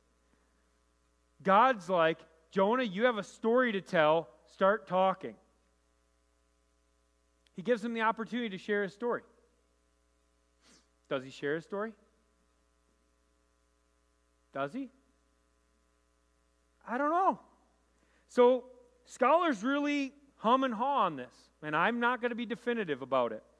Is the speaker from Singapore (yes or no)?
no; Rochester, New York, United States; I grew up in Rochester